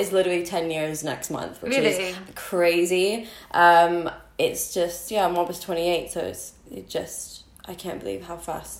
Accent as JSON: {"language": "English", "country": "United States", "tie": "born or raised there", "moved": "yes", "said": "So I was born here and then I moved to America when I was 6-7 and then I grew up there, went to school, graduate"}